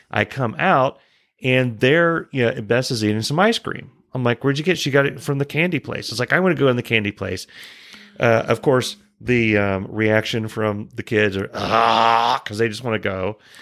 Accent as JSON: {"language": "English", "country": "United States", "said": "I'm an American"}